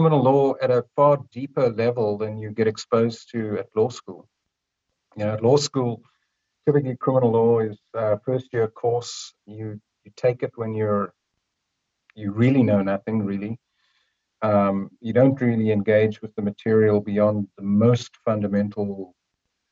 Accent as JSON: {"language": "English", "town": "Cape Town", "region": "Western Cape", "country": "South Africa", "also_born_or_lived": "Canada", "moved": "as an adult", "lives_now": "Vancouver, Canada", "said": "I am from beautiful Cape Town, South Africa. Came to Canada in 1987, but I've obviously still got the accent"}